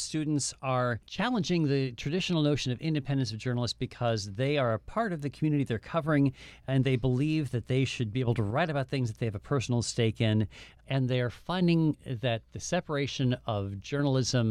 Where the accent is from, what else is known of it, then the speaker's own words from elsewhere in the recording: South Dakota, United States; moved away; I'm from South Dakota